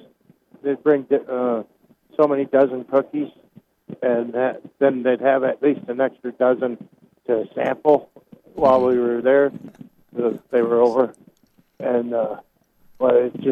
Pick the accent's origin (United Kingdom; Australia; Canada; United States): United States; Lombard, Illinois; now in Iowa, United States; I grew up in Lombard, Illinois